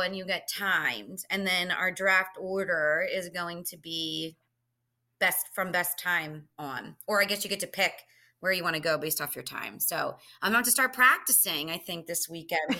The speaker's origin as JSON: {"language": "English", "area": "Philadelphia area", "region": "Pennsylvania", "country": "United States", "tie": "born or raised there"}